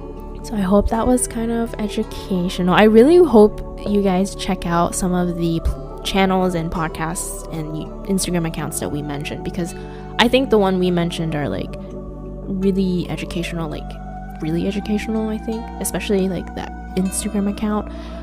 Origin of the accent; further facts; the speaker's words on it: Aichi, Japan; moved away; we're from Aichi too